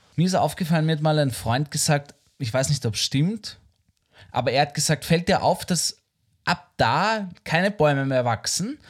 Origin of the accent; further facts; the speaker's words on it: Vienna, Austria; Ich bin am Naschmarkt und auf der Marihilferstraße aufgewachsen